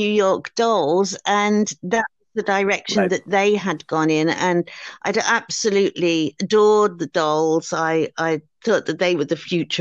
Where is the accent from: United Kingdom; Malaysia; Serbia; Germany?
United Kingdom; Liverpool, North West England; growing up in Liverpool in the 1960s